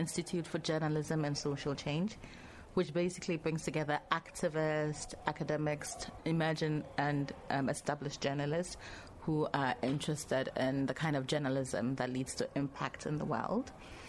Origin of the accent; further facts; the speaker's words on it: Ghana; In terms of nationality, I come from Ghana. Ghana is also where I consider home, where I live.